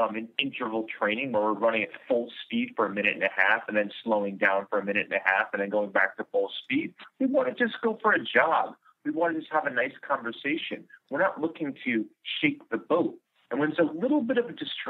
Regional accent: New York City, New York, United States; I'm from New York City

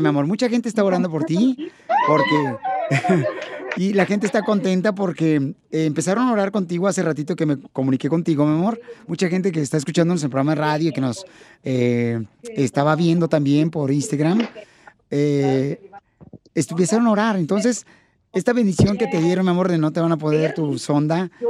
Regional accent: Ocotlán, Jalisco, Mexico; now in United States; yo nací en Ocotlán

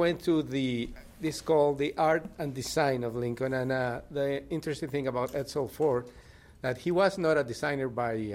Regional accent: Mexico; moved away; also born or lived in Miami; I'm from Mexico

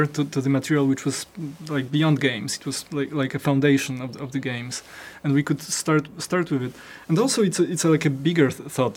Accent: Poland; I was born in Poland and I was growing up in Poland

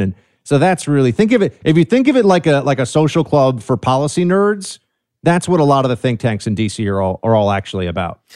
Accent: New York City, New York, United States; I'm from New York City, man. Born and raised here

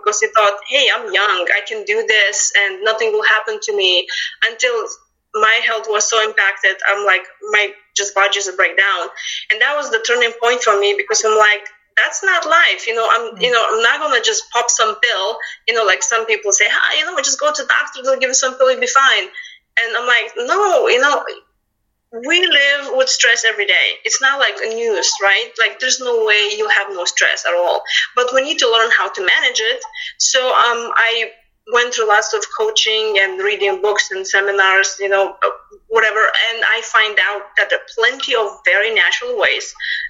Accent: Lithuania; English is a second language; moved away as an adult; now in United States; as you can tell from my accent, I'm not local. I'm originally came from Lithuania back in 2000

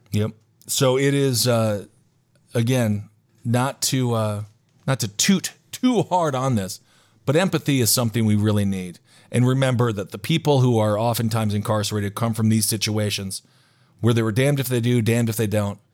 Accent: Stevens Point, Wisconsin, United States; my hometown of Stevens Point, Wisconsin, has a tank.

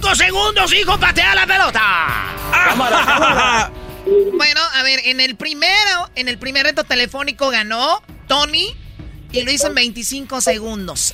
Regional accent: Jiquilpan, Michoacán, Mexico; moved away; mi pueblo, Jiquilpan

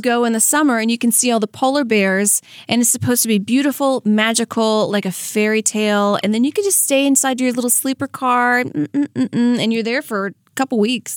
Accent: Franklinton, Louisiana, United States; now in Hollywood, United States; I'm from Franklin Tenn, Louisiana

